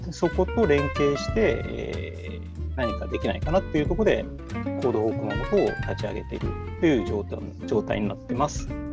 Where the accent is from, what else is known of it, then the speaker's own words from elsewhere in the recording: Kumamoto, Japan; moved away as an adult; now in Fukuoka, Japan; 熊本生まれで熊本小さい時は育ってましたで、うんうん、大きくなって福岡に出てきて